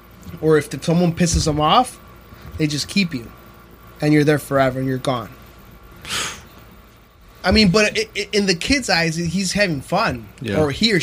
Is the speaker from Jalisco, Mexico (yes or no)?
no; Guerrero, Mexico; where I'm from Guerrero